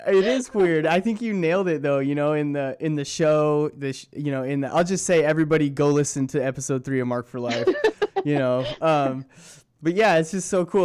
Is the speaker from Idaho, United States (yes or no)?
no; Southern California, United States; growing up in Southern California